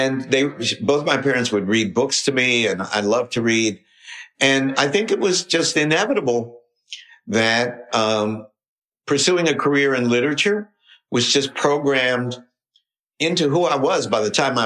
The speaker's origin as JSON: {"language": "English", "region": "West Virginia", "country": "United States", "tie": "born or raised there", "said": "I grew up in West Virginia"}